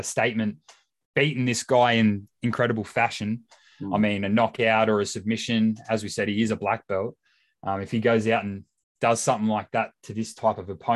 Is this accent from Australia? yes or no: yes; Australia; I'm Australian